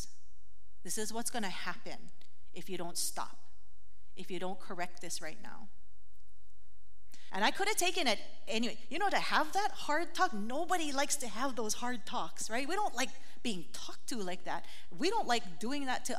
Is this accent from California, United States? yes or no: no; Hawaii, United States; growing up in Hawaii, we got lickings with the stick